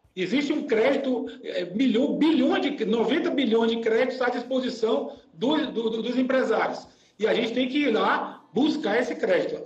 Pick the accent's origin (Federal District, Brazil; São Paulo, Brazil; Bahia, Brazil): Bahia, Brazil; Salvador; now in Joinville, Brazil; Eu sou de Salvador, mas eu, hoje eu moro aqui em Joinville, né?